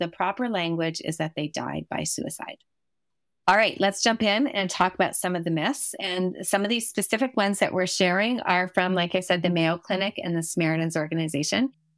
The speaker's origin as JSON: {"language": "English", "country": "Canada", "said": "obviously, you're in the States right now, but we're both Canadian."}